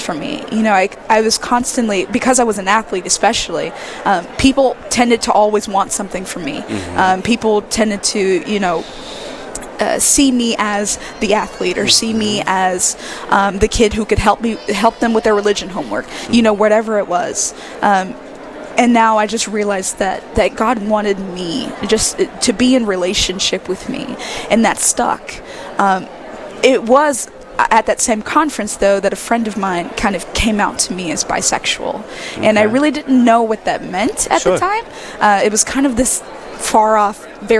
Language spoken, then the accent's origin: English; Mobile, Alabama, United States; I'm born and raised in Mobile, Alabama. I still live there with my family.